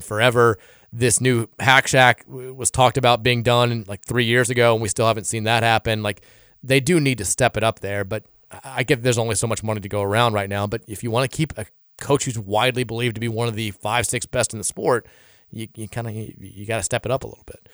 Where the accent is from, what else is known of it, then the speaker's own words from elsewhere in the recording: Muncie, Indiana, United States; moved away; my neighbor growing up in Indiana when he was the Ball State A D.